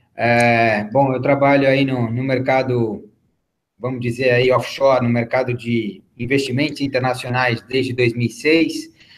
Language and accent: Portuguese; São Paulo, Brazil; now in Miami, United States; eu sou brasileiro, eu sou paulista